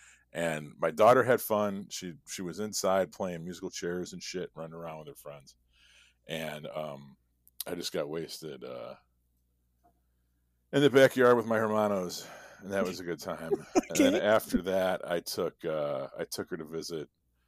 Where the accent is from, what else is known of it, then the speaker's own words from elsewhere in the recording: Midwest, United States; I'm a Midwesterner. Now I can just deal with like not dying in January, you know?